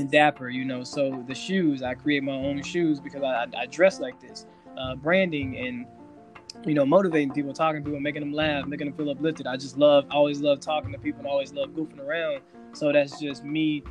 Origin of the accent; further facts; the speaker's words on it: Helena, Arkansas, United States; moved away as an adult; now in Los Angeles, United States; I'm from Arkansas as well. Went to the University of Arkansas, grew up in Helena, Arkansas